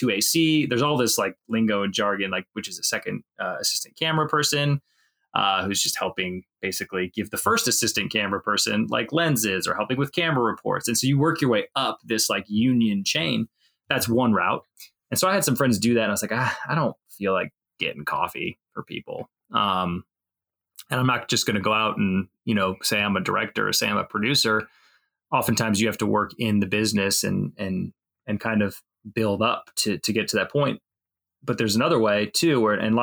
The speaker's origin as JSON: {"language": "English", "region": "Northwest Indiana", "country": "United States", "tie": "born or raised there", "said": "I've Never lived anywhere else besides Indiana. So I'm from Northwest Indiana originally, kind of up near Chicago area."}